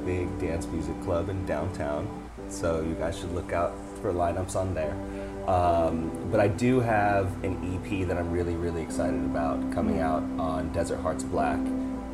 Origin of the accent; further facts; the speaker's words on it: Southern California, United States; I grew up in Southern California